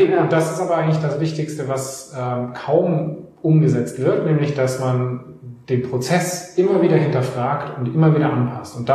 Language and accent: German; Bavaria, Germany; eigentlich komme ich aus dem Allgäu.